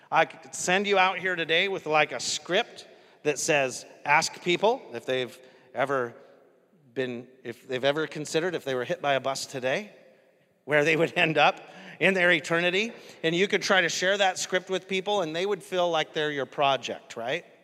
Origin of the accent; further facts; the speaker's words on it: New York, United States; I'm from New York, so that's why I call it out like this.